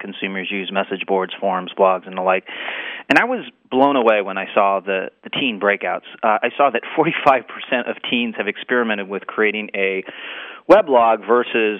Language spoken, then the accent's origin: English; Southern California, United States; I grew up in Southern California